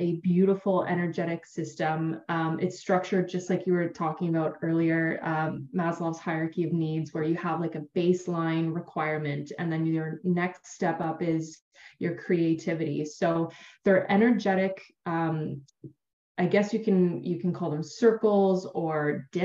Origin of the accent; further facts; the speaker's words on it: Ontario, Canada; I'm from Canada, so We've got a beautiful bay called Georgian Bay here in Ontario